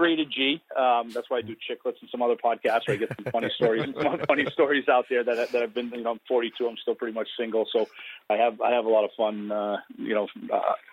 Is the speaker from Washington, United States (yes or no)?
no; Woonsocket, Rhode Island, United States; I grew up in Woonsocket, Rhode Island